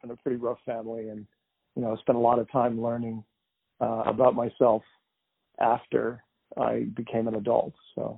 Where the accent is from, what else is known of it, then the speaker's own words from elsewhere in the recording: New England, United States; We lived at that time, my hometown was rural, so we grew up in a pretty woodsy place in New England.